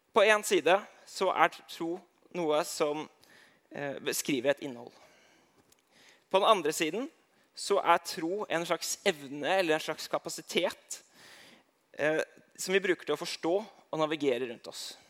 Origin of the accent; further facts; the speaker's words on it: Eidsvoll, Akershus, Norway; jeg kommer fra Eidsvoll